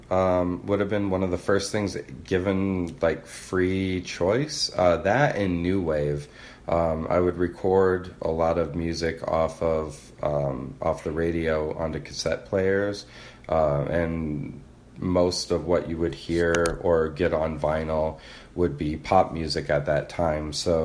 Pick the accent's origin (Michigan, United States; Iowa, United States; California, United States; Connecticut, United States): Iowa, United States; Cedar Falls; I grew up in Cedar Falls